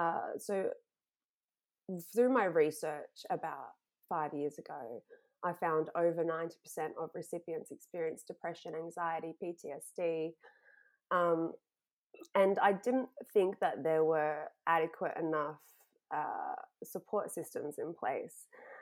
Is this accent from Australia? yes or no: no; Florida, United States; I grew up in Florida and then I went to college.